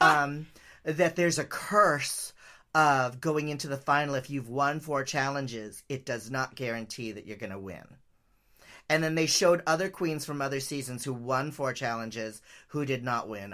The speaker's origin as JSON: {"language": "English", "town": "San Francisco", "region": "California", "country": "United States", "tie": "born or raised there", "said": "I grew up in San Francisco, uh, you know, in the seventies and eighties"}